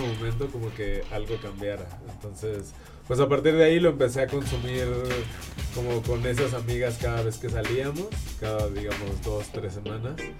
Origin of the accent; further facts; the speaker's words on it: Mexico City, Mexico; Soy de aquí de la Ciudad de México, nací aquí y vivo aquí la mayor parte de mi vida